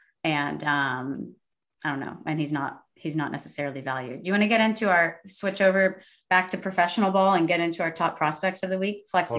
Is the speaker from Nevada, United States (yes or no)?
no; Sugar Land, Texas, United States; moved away; I'm from Sugarland.